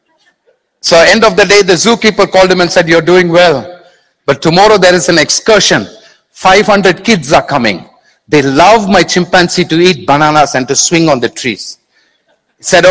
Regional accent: India; I'm being very Indian now

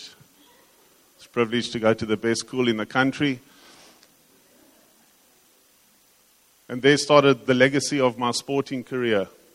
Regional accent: King William's Town, Eastern Cape, South Africa; We grew up in King Williamstown

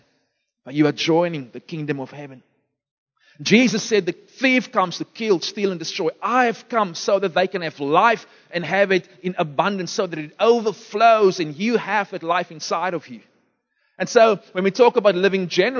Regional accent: Beaufort West, Western Cape, South Africa; moved away; I was born in Beaufort West

